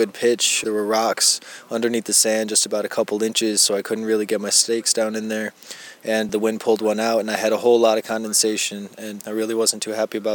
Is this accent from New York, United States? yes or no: yes; Buffalo, New York, United States; now in Houston, United States; I'm from Houston, Texas, originally from Buffalo, New York